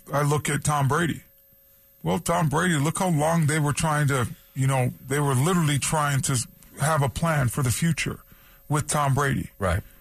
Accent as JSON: {"language": "English", "town": "Toronto", "region": "Ontario", "country": "Canada", "tie": "born or raised there", "also_born_or_lived": "San Diego", "moved": "yes", "said": "as a kid, you know, growing up in Toronto"}